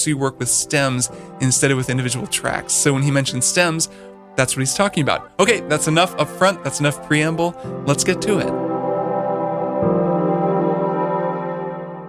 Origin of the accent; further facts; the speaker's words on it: Bloomington, Indiana, United States; moved away; Brian and I grew up together in Bloomington, Indiana